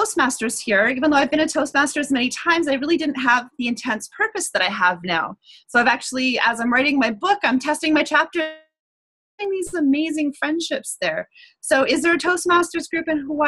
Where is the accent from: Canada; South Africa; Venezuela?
Canada; I'm Canadian